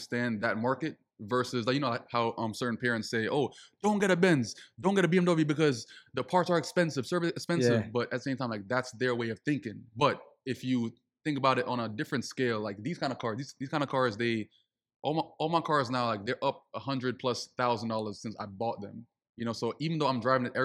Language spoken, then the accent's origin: English; Saint Elizabeth, Jamaica; also born or lived in Mandeville, Jamaica; now in Miami, United States; I grew up also like in St. Elizabeth